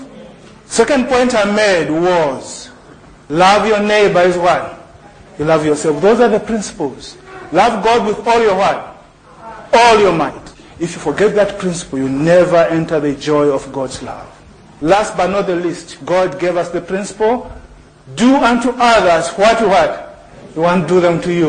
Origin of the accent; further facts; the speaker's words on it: Zambia; moved away; also born or lived in Lesotho; when I grew up in Zambia